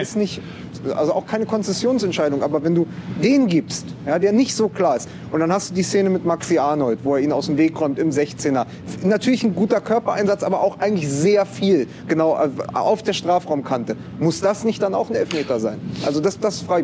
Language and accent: German; Berlin, Germany; ich komme aus West-Berlin